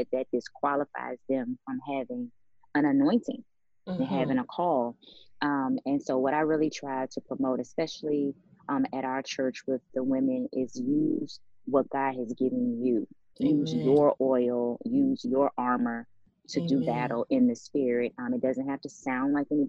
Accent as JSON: {"language": "English", "town": "Washington", "region": "District of Columbia", "country": "United States", "tie": "born or raised there", "also_born_or_lived": "Maryland", "moved": "as an adult", "lives_now": "Dallas, United States", "said": "I'm actually from Washington, D.C. I grew up in the DMV area."}